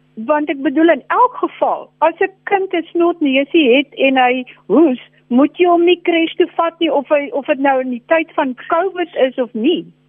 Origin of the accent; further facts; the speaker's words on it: Kirkwood, Eastern Cape, South Africa; moved away; ek sit op Kirkwood, dis my geboortedorp want ek is hier naby my ouers